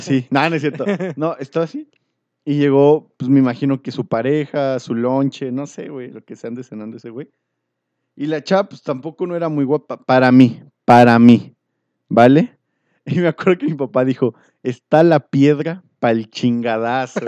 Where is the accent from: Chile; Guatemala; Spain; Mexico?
Mexico; antes era muy común como mexicano ir a comprar al mercado.